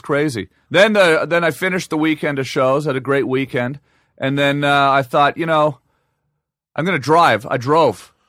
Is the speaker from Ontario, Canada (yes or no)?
yes; Ottawa, Ontario, Canada; moved away as an adult; now in Los Angeles, United States; I grew up in Ottawa